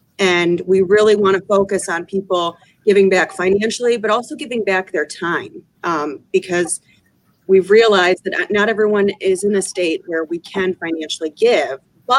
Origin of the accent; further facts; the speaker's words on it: Owosso, Michigan, United States; also born or lived in Palm Beach, Florida; I grew up in Owosso